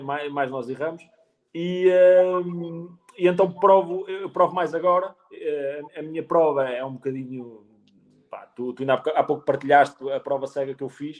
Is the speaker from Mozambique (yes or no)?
no; Penacova, Centro, Portugal; eu sou de Penacova, que é literalmente ao lado